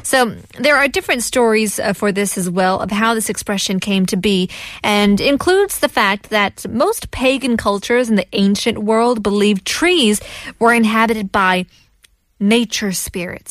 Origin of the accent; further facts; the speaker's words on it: China; also born or lived in Korea; now in South Korea; in China, you know, we don't like the number four, but we love the number eight